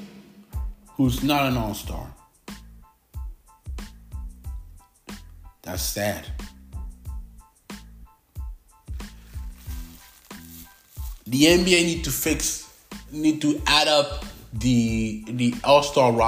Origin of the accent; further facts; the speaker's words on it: Canada; I am Canadian. But also I got French nationality